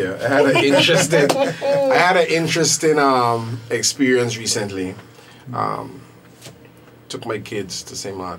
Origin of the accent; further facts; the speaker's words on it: Anguilla; I was born in the Cottage Hospital.